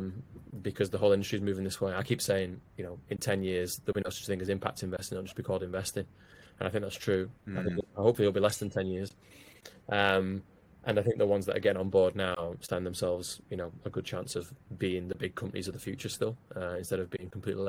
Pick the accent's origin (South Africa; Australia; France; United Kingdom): United Kingdom; Wigan, North West England; I'm from Wigan